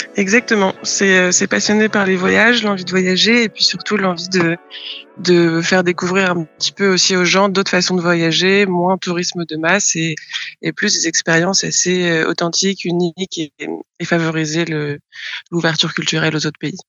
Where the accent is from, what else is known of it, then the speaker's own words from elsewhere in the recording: France; moved away; en tant que Français